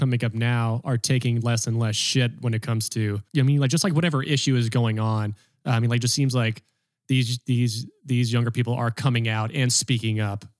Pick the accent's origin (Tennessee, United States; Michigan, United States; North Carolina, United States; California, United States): North Carolina, United States; I'm from North Carolina.